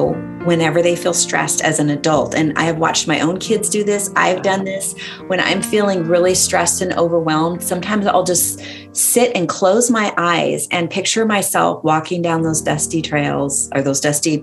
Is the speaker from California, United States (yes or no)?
yes; Central Valley, California, United States; I grew up in Central California, Central Valley in California